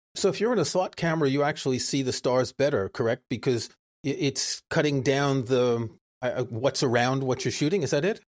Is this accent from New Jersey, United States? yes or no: no; New York City, New York, United States; moved away as an adult; also born or lived in France; now in Stratford-upon-Avon, United Kingdom; I grew up in New York City